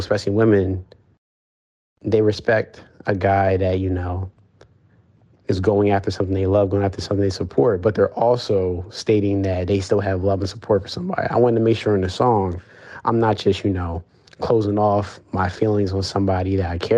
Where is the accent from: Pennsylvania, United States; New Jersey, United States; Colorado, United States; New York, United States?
New Jersey, United States; Lumberton; also born or lived in Marlton, New Jersey; I grew up, I was born in Marlton, New Jersey, so in South Jersey, but I've been living in Lumberton, New Jersey all my life